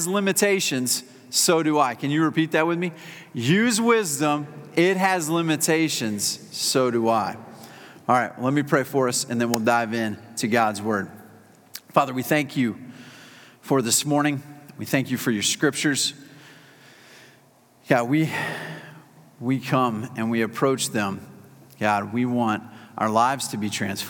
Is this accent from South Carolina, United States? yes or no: yes; South Carolina, United States; I'm a South Carolinian